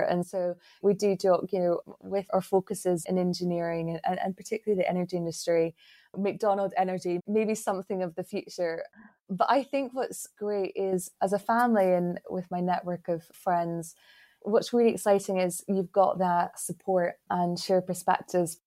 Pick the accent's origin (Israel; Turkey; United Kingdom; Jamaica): United Kingdom; Glasgow, Scotland; I hail from Glasgow in Scotland